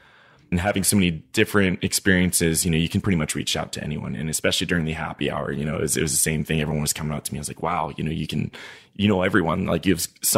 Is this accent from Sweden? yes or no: no; Niger; So, yeah, I grew up in Niger. So I learned French when I was there in elementary school